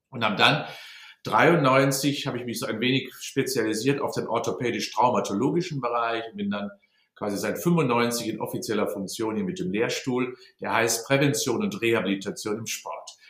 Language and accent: German; Unna, North Rhine-Westphalia, Germany; born there; Ah ja, ich bin in Unna geboren, also gar nicht so weit entfernt vom Sauerland, und zwar im Jahr 1957, werde also jetzt 64 im März.